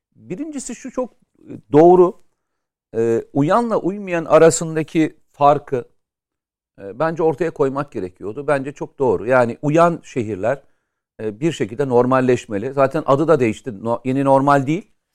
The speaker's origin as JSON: {"language": "Turkish", "region": "Samsun", "country": "Turkey", "said": "benim şehrim de orada. Yani Samsun"}